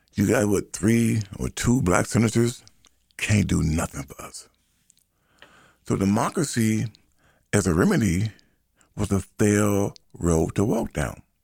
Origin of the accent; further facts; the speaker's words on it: United States; So I am an American. I'm an American. I am of African ancestry